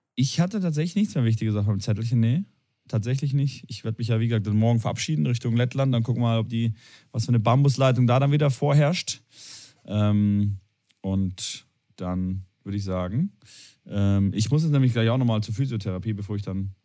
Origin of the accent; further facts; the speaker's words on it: Tübingen, Baden-Württemberg, Germany; moved away as an adult; also born or lived in Cologne; meine Heimat ist Tübingen. Äh, geboren, aufgewachsen, äh, Abitur gemacht und dann in die weite Welt gegangen.